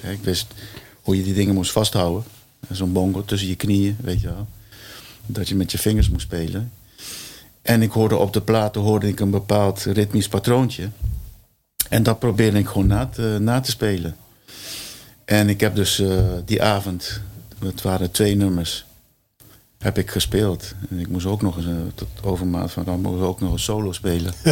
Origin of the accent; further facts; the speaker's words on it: Curaçao; now in Netherlands; Mijn moeder komt uit Curaçao. Ik ben op Curaçao geboren